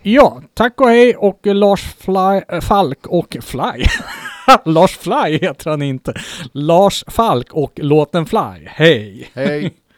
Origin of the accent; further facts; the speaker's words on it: Kungsör, Västmanland, Sweden; ett lokalt band hemma i Kungsör